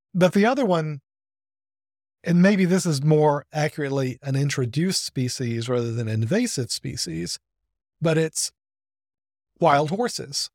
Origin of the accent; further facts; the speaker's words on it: Birmingham, Alabama, United States; I grew up outside of Birmingham